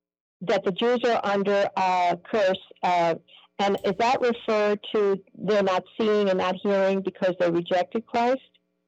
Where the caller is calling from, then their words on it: United States; I'm somewhere in the States. I'm watching you online.